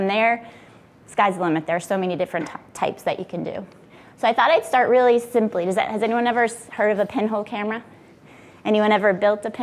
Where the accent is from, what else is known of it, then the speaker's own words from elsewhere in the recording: Billerica, Massachusetts, United States; also born or lived in Worcester, Massachusetts; I was born in Worcester in the center of the state. I moved to Billerica, Mass when I was 2 with my family. I went to Billerica Memorial High School